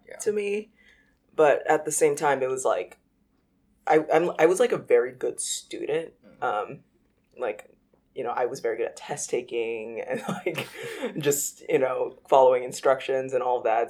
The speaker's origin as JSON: {"language": "English", "town": "Los Angeles", "region": "California", "country": "United States", "tie": "born or raised there", "moved": "as an adult", "lives_now": "Brooklyn, United States", "said": "I was born and raised in Los Angeles, and yeah, I was there till I was 18, and then I moved to the East Coast for college"}